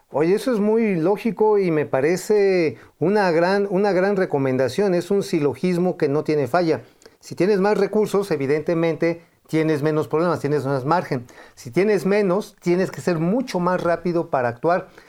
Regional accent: Tula, Hidalgo, Mexico; hacia Tula, de donde soy. Ajá, de allá yo soy, yo soy oriundo de esa zona

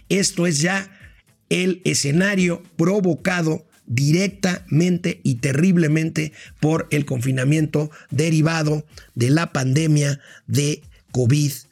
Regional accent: Mexico; el embajador, aunque no nos guste como mexicanos, dijo la verdad.

